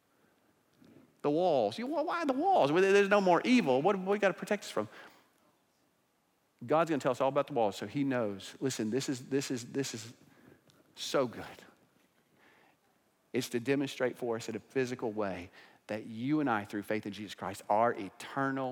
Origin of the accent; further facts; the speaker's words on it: Broken Arrow, Oklahoma, United States; my hometown, Broken Arrow, Oklahoma